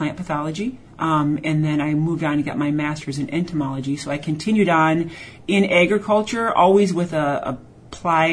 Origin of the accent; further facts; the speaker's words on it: rural Wisconsin, United States; I am from Wisconsin originally. I grew up in rural Wisconsin on a hobby farm